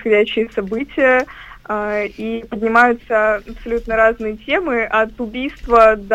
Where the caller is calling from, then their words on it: Turkey; Здравствуйте, дорогие друзья. Я звоню вам из Турции.